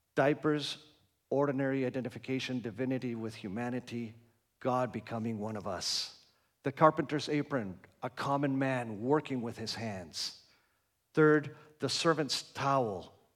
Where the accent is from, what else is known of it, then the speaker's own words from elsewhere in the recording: Argentina; moved away; I grew up in Argentina